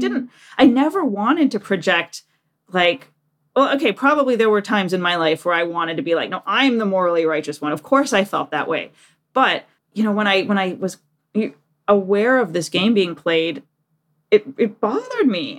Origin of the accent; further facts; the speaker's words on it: Detroit, Michigan, United States; moved away as an adult; also born or lived in Japan; now in Washington, D.C., United States; I'm from Detroit. I lived in Detroit, apart from the time in Japan, until I was thirty